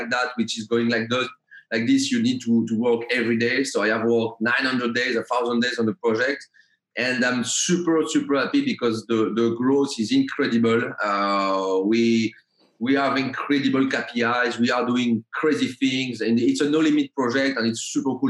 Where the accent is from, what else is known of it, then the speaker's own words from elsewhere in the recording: Paris, Île-de-France, France; I'm coming from France, Paris